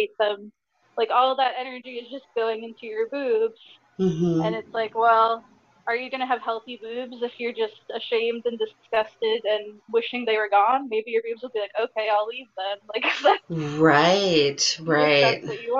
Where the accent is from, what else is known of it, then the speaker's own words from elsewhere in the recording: New Jersey, United States; I'm from New Jersey